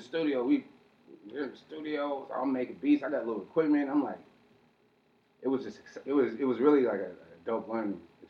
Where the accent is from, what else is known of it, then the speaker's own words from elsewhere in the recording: San Jose, California, United States; I'm from San Jose.